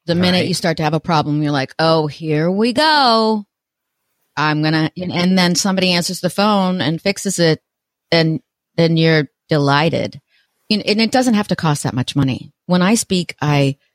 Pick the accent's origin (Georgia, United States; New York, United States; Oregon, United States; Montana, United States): Oregon, United States; Portland; I'm from Portland, Oregon